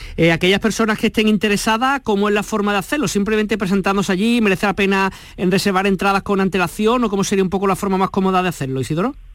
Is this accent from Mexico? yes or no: no; Málaga, Andalusia, Spain; aquellos que somos de Málaga